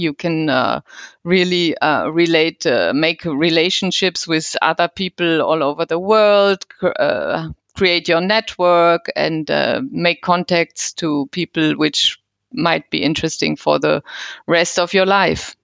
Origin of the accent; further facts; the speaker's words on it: Cologne, North Rhine-Westphalia, Germany; moved away as an adult; now in Switzerland; I come from the Cologne region